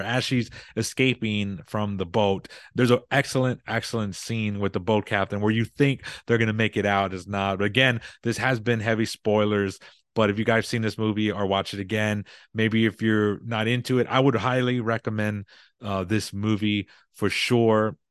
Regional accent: Texas, United States; I'm in Texas. I'm from Texas, so we're big on barbecue

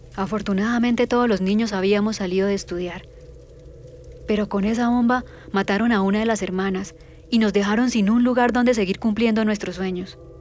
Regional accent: Caldono, Cauca, Colombia; Yo nací en Caldono, Cauca, en 1993

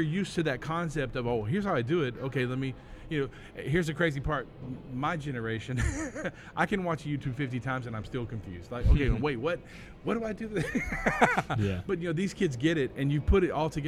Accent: Hope, Arkansas, United States; We're from Arkansas. we're from Hope, Arkansas.

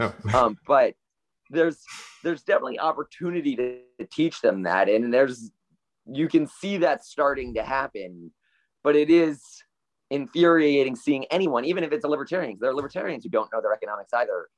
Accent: Stuart, Florida, United States; also born or lived in Fort Worth, Texas; I was born and raised in the happiest seaside town of America, Stuart, Florida

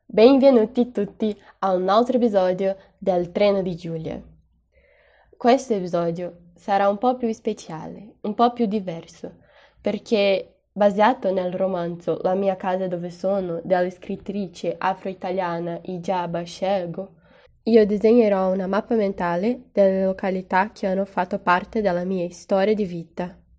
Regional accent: Juiz de Fora, Minas Gerais, Brazil; Italian is a second language; also born or lived in Ibitipoca; Juiz de Fora. Non solo perché è dove io sono nata e cresciuta, ma perché è la città dove, avendo l'opportunità di andar via, io ho scelto rimanere.

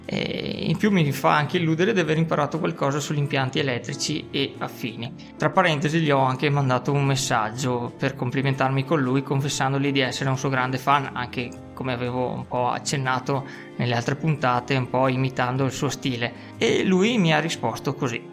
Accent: Veneto, Italy; accent: spiccatamente veneto; del mio accento spiccatamente veneto

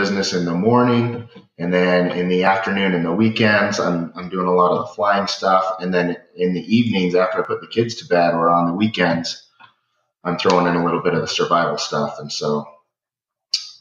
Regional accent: Springville, Utah, United States; So I grew up in Springville, Utah, right here, just in the base of the Wasatch Mountains.

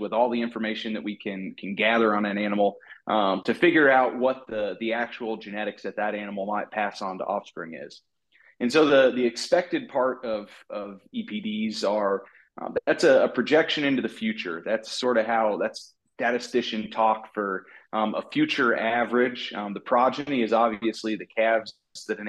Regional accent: Southwest Iowa, United States; moved away as an adult; also born or lived in Missouri; now in Tennessee, United States; I grew up in Southwest Iowa

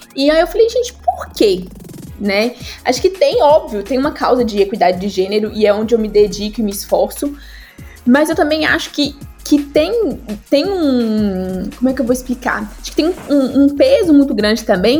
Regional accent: Guanhães, Minas Gerais, Brazil; now in Belo Horizonte, Brazil; eu sou do interior de Minas

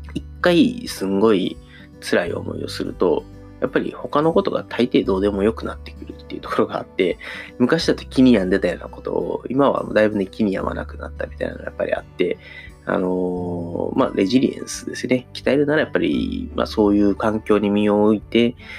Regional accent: Kansai, Japan; accent: Kansai-ben; 自分のね、この一応関西弁で早口みたいなところもあるので

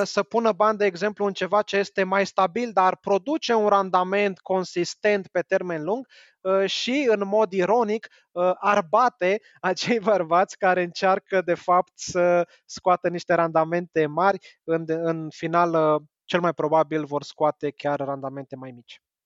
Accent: Romania

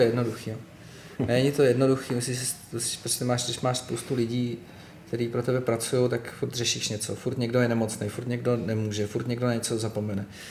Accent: Litoměřice, Ústí nad Labem Region, Czechia; moved away as an adult; also born or lived in village near Most; now in Prague, Czechia; já jsem se narodil v Litoměřicích a rodiče teďka zase bydli v Litoměřicích. Ale když mi bylo 11, tak jsme se přestěhovali do takové vesnice u mostu a tam jsem žil prostě

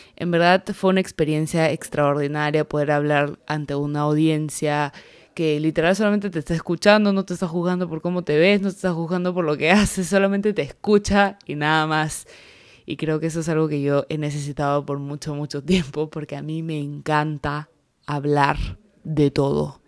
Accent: the Peruvian jungle, Peruvian Amazon, Peru; soy peruana, soy de la selva del Perú

